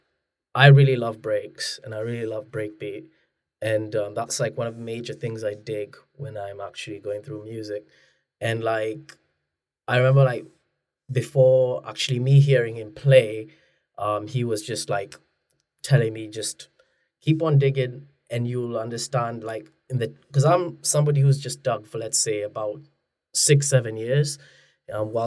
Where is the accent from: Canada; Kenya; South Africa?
Kenya; now in Manchester, United Kingdom; I'm not from Manchester originally. I'm originally from Kenya